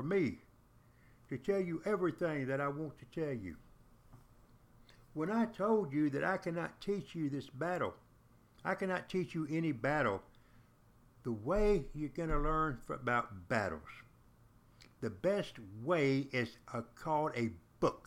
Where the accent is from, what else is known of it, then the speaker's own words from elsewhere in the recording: the South, United States; when I was growing up in the South, we were taught the Yankees were nothing but cowards